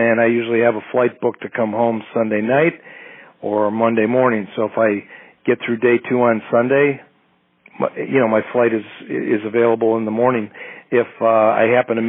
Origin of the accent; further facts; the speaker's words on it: Wheaton, Illinois, United States; also born or lived in Winfield, Illinois; I grew up here in Wheaton, Illinois, which is right next to Winfield